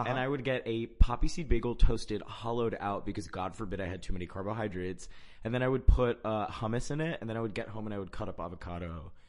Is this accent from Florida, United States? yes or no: yes; Orlando, Florida, United States; first language Spanish; English is a second language; also born or lived in Oviedo, Florida; So I grew up in Central Florida. Mm-hmm. I was born and raised in Orlando.